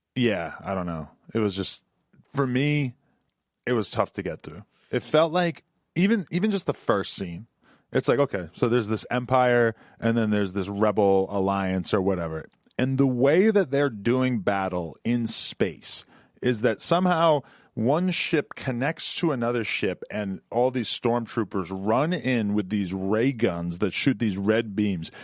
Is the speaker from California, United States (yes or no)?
no; New Hampshire, United States; moved away; also born or lived in New York City; the chicks that I grew up around because in New Hampshire